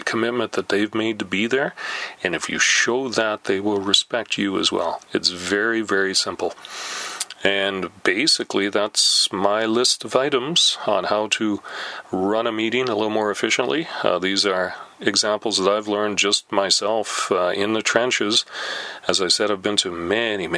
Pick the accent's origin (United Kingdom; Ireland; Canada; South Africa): Canada; We're Canadian